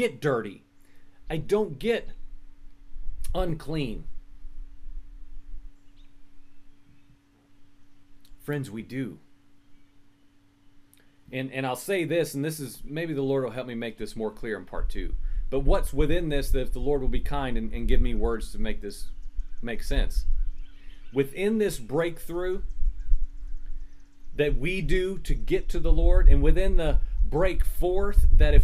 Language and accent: English; Virginia, United States; accent: Virginian American; my Virginian American accent